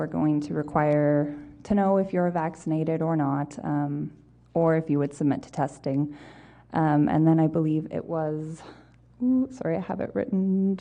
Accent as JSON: {"language": "English", "town": "Winnipeg", "region": "Manitoba", "country": "Canada", "tie": "born or raised there", "also_born_or_lived": "Brandon", "said": "I was born and raised here in Manitoba"}